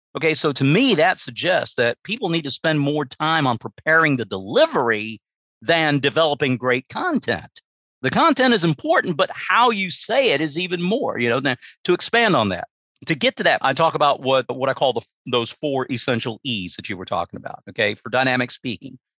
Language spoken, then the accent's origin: English; United States; that's where I grew up, small town USA